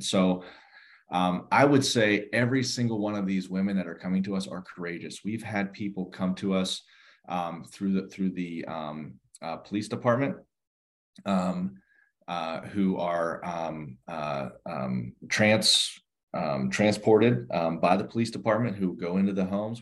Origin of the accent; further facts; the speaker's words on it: outside Pittsburgh, Western Pennsylvania, United States; now in Fairfax County, United States; I grew up in the in the Western Pennsylvania um, area, uh, just outside of uh, Pittsburgh